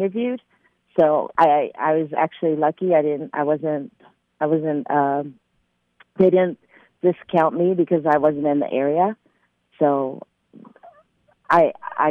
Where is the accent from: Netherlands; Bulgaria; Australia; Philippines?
Philippines; I'm Filipino